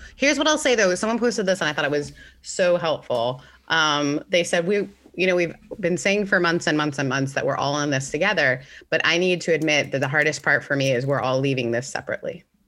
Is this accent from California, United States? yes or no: no; Mississippi, United States; also born or lived in Canada; I'm originally from Canada, grew up in Mississippi. So I moved from Canada to Mississippi when I was fourteen